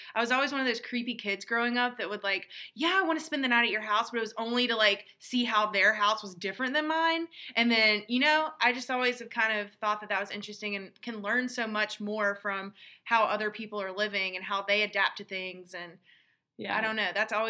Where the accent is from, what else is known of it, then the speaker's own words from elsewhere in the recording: United States; learning the customs and kind of like the gender roles and how that is different from our background from growing up in the States.